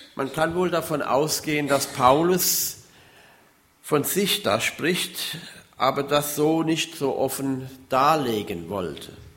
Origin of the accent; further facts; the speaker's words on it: Hunsrück, Rhineland-Palatinate, Germany; moved away; Ich komme ja aus dem Hunsrück